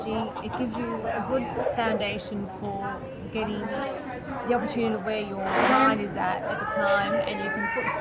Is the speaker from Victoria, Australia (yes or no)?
yes; Melbourne, Victoria, Australia; from Melbourne, Australia.